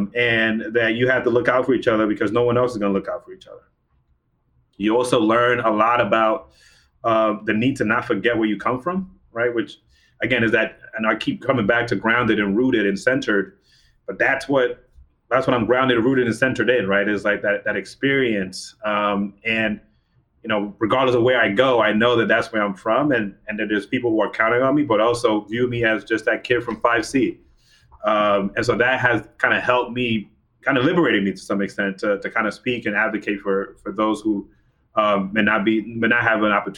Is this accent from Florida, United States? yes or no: no; New York, United States; when I go to DC, I'm from New York, right?